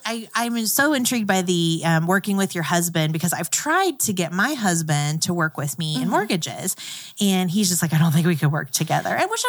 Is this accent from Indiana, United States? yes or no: yes; Farmland, Indiana, United States; was from farmland. And I was traveling once, I think I was at a college campus, and they said, oh, where are you from? And I said, I'm from farmland, Indiana.